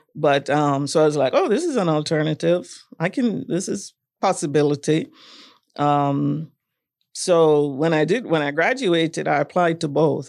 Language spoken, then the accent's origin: English; Jamaica; moved away as an adult; also born or lived in Kingston, Jamaica / Florida, United States; growing up in Jamaica, I, I would say that my childhood was a little, um, traditional.